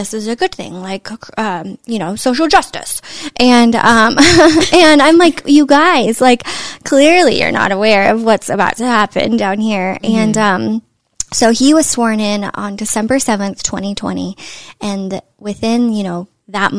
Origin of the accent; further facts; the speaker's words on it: Northern California, United States; I'm from Northern California, and San Francisco was in my backyard